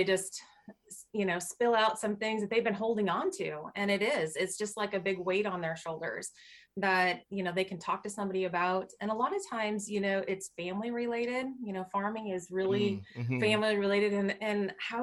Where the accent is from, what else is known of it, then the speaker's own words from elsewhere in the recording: Minnesota, United States; moved away as an adult; also born or lived in Lincoln, Nebraska / Kearney, Nebraska; now in Nebraska, United States; I grew up in Minnesota